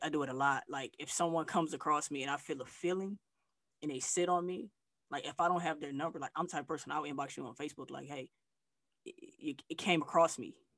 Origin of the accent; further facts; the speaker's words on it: Flint, Michigan, United States; moved away as an adult; also born or lived in Texas / Arkansas / Tennessee / Atlanta; now in Southern United States; I'm from Flint, Michigan, uh, but I've been living uh, in the South.